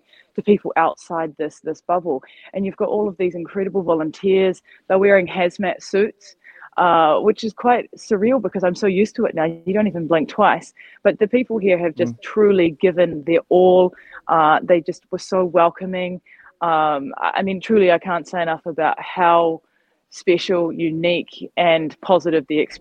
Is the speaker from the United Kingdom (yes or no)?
no; New Zealand; moved away; disconnected from my home country because I physically couldn't get back